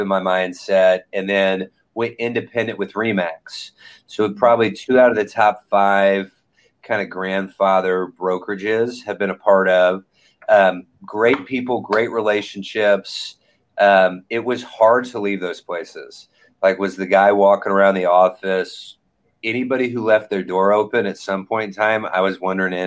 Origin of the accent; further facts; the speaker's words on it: Indianapolis, Indiana, United States; I'm from Indianapolis, Indiana, crossroads of America, Midwest